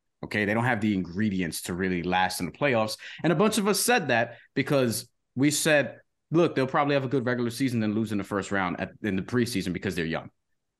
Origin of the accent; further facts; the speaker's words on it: New York City, New York, United States; as a New Yorker